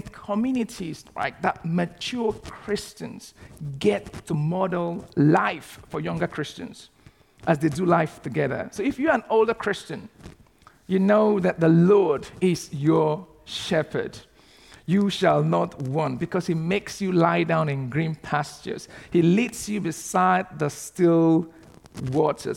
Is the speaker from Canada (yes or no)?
no; Nigeria; moved away as an adult; also born or lived in Southampton; now in United Kingdom; in the city that I grew up back in Nigeria